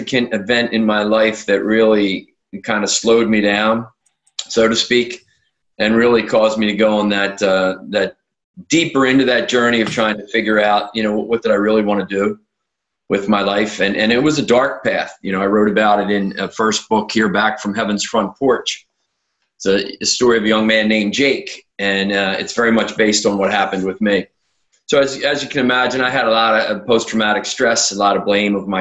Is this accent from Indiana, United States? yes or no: no; outside of Philadelphia, Pennsylvania, United States; I was born outside of Philadelphia, Pennsylvania, here in the U.S., and had a very normal upbringing